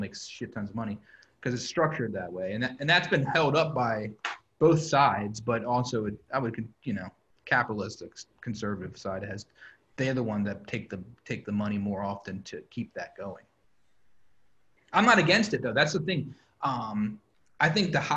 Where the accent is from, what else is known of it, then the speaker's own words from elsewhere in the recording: Kent Island, Maryland, United States; also born or lived in New York; now in Baltimore, United States; I grew up on Ken Island